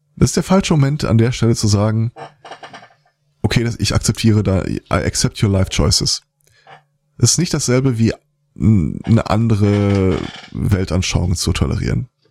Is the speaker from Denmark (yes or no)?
no; Germany; bei uns in Deutschland